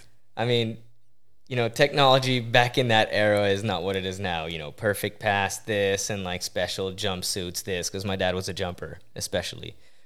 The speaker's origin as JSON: {"language": "English", "town": "Coteau-du-Lac", "region": "Quebec", "country": "Canada", "tie": "born or raised there", "said": "Yeah, it's a small town, about 50 minutes west of Montreal, on the water."}